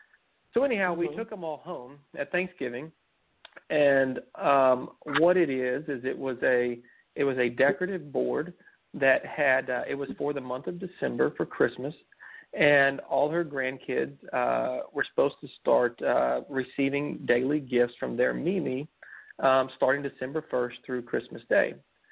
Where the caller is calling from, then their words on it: San Antonio, Texas, United States; I'm from San Antonio, Texas.